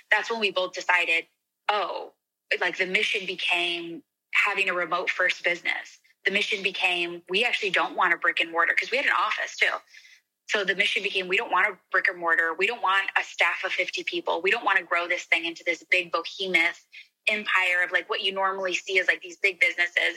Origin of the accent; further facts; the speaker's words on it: Arizona, United States; moved away; also born or lived in Scottsdale; I'm from Arizona